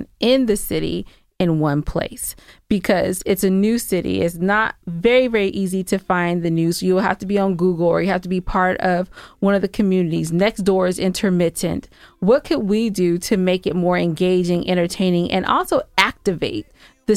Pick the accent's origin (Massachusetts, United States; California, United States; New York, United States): California, United States; San Gabriel Valley; moved away as an adult; also born or lived in Inglewood, California / Inland Empire, California / Atlanta area, Georgia; now in Georgia, United States; I'm actually from California. I was born in Inglewood. I was raised in the San Gabriel Valley.